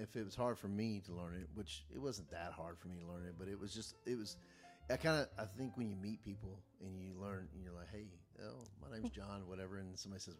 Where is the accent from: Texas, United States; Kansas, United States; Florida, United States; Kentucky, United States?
Kentucky, United States; You know, I grew up in Kentucky.